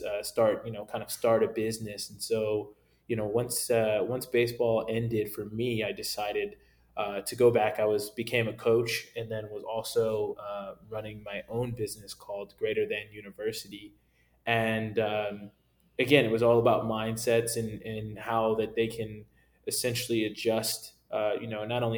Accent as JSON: {"language": "English", "town": "Naperville", "region": "Illinois", "country": "United States", "said": "I'm originally from Naperville, Illinois, which is about 45 minutes outside of Chicago"}